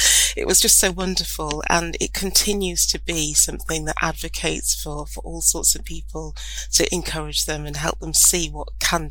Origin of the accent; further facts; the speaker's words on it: County Durham, North East England, United Kingdom; I grew up in County Durham, which is quite a rural area, even though I grew up in a market town